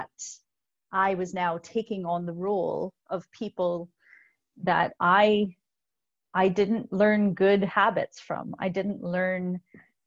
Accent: Canada; also born or lived in Belfast, Northern Ireland; we immigrated to Canada from Belfast when I was 4, and we left my entire extended family.

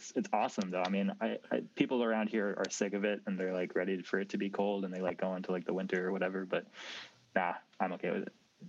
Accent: Boston, Massachusetts, United States; moved away as an adult; now in Houston, United States; I'm from Boston, and I've lived there my whole life

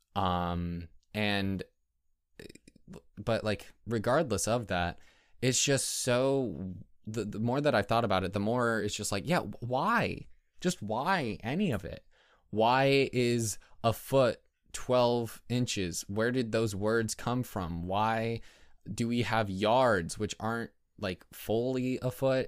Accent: United States; we're American and we grew up with that kind of imperial mindset

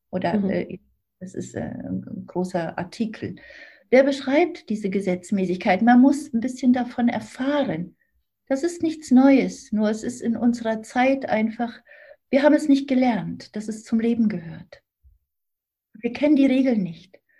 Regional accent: Thuringia, Germany; also born or lived in Sicily; now in Berlin, Germany; ich bin ja in Thüringen aufgewachsen, komme ja aus der D D R.

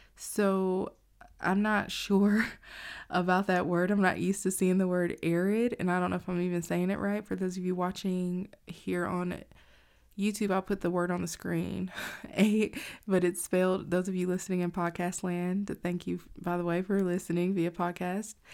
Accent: United States; as an American citizen

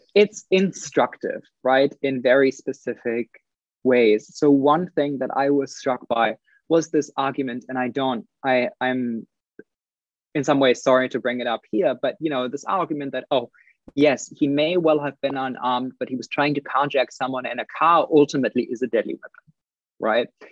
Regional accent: Germany; also born or lived in United Kingdom; now in New Zealand; I'm I'm originally from Germany

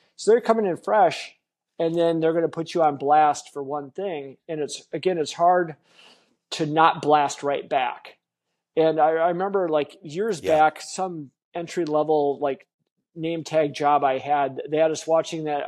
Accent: Wisconsin, United States; I grew up in Wisconsin, which is a, a beer and bar culture

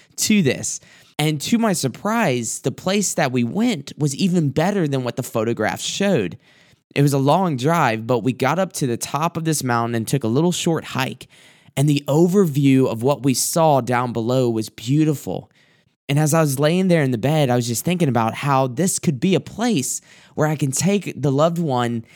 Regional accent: South Carolina, United States; moved away; where I grew up and different places that are just very beautiful in my hometown, my home area. And I thought about this one place that, as of the last trip that I took down to South Carolina

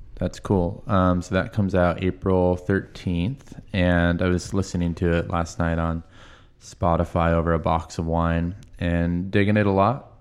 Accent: Marysville, Washington, United States; Henry and I grew up in Marysville

